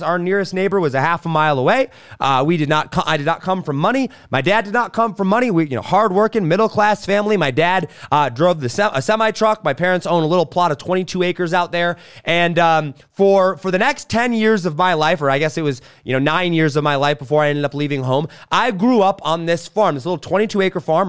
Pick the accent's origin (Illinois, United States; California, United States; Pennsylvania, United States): California, United States; suburbs of Los Angeles; moved away; also born or lived in Wisconsin; I was born in Wisconsin, and at age one, I moved to California, suburbs of, of Los Angeles